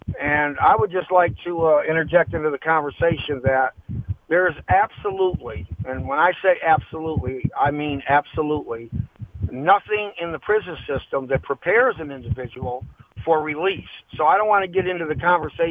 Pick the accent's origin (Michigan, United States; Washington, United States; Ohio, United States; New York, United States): Michigan, United States; Highland Park; I grew up in Highland Park, Michigan with no family